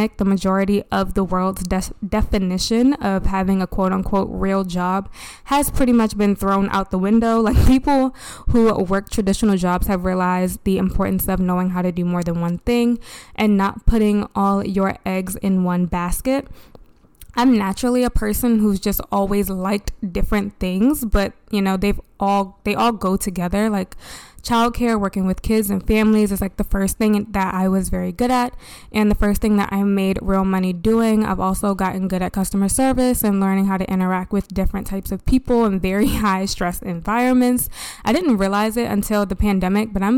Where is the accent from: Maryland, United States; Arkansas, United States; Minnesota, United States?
Maryland, United States; Baltimore; born or raised there